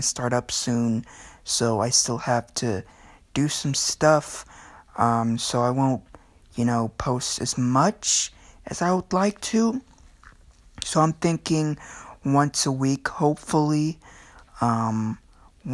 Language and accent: English; Philippines; I'm Filipino